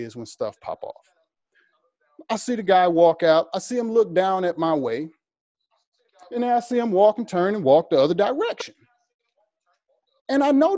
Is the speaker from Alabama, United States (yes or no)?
no; Mississippi, United States; now in Los Angeles, United States; I'm from Mississippi. I live in downtown LA.